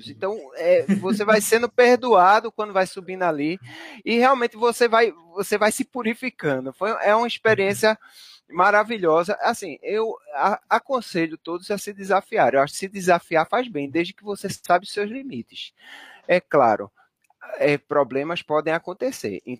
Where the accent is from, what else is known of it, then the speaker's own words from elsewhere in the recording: Northeast Region, Brazil; pelo menos para mim que sou do Nordeste, é ruim de logística